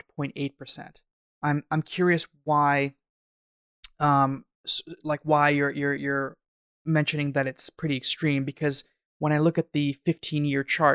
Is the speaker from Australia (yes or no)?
no; Canada; I'm from Canada.